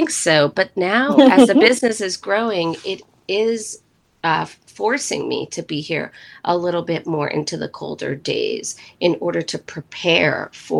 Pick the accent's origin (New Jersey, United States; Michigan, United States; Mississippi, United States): New Jersey, United States; also born or lived in Puerto Rico / New York / Connecticut / Florida; now in Asheville, United States; I am definitely not from Asheville, and I consider myself being from New Jersey, even though I have officially not lived in New Jersey for more than half my life, but that's where I grew up. So that's where I consider myself to be from. But I have lived in many places, New York, Connecticut, Florida